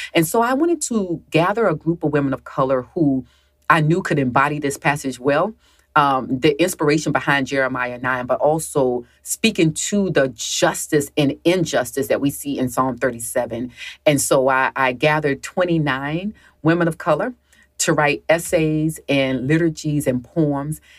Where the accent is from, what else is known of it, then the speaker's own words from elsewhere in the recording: the South, United States; I grew up in the South